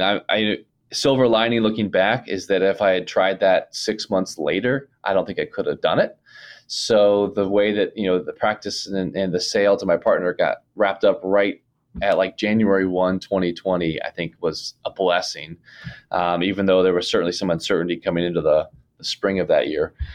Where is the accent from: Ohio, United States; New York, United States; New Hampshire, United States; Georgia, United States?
Ohio, United States; moved away; I'm from Ohio originally